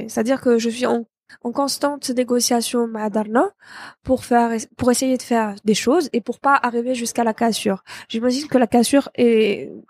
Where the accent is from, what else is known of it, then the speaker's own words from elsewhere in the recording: Algiers, Algiers Province, Algeria; also born or lived in Bou Saâda; Moi, j'ai grandi ici à Alger.